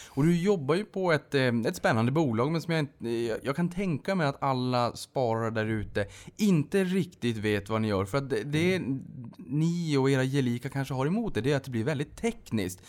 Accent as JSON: {"language": "Swedish", "region": "Norrbotten County", "country": "Sweden", "said": "jag kommer från Norrbotten"}